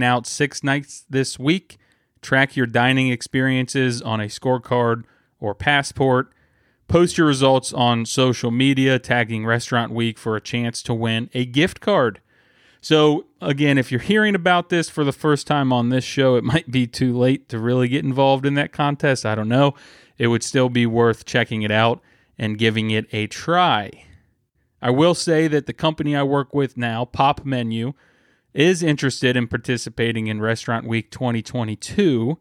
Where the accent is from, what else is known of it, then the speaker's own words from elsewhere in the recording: Springfield, Ohio, United States; now in Columbus, United States; my hometown of Springfield, Ohio